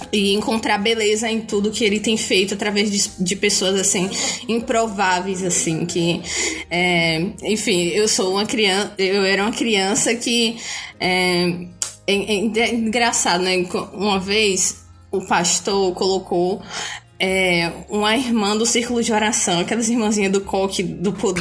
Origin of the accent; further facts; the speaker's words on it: Bahia, Brazil; eu sou baiana de 22 anos